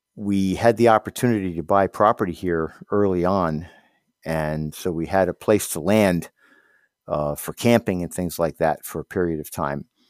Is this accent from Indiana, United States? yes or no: no; Hawthorne, New York, United States; moved away as an adult; also born or lived in Miami, Florida / Glens Falls, New York; now in Keene, United States; I grew up downstate in Hawthorne in Westchester County